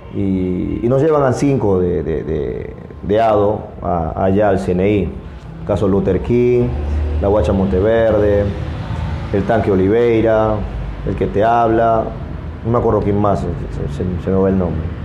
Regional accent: Iquitos, Loreto, Peru; de acá de Iquitos

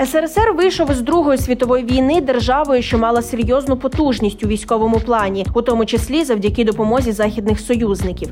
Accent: Ukraine; Ми з України

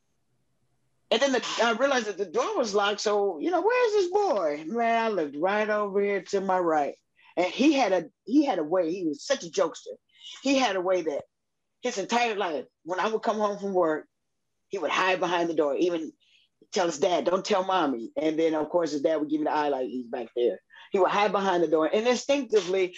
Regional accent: Chicago, Illinois, United States; now in Louisville, United States; I'm from Chicago

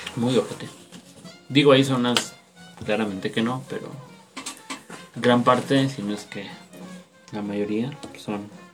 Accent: State of Mexico, Mexico; Somos del Estado de México

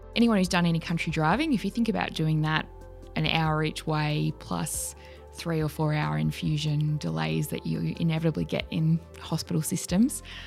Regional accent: Wodonga, Victoria, Australia; growing up in Wodonga

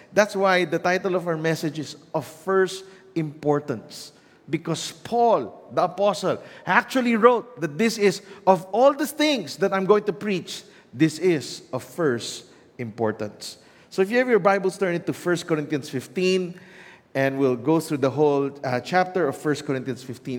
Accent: Philippines; Growing up in the Philippines

